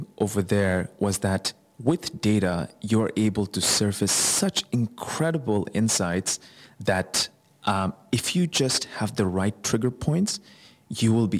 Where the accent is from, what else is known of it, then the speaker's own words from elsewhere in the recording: Bangladesh; moved away; Bangladesh, which is my home country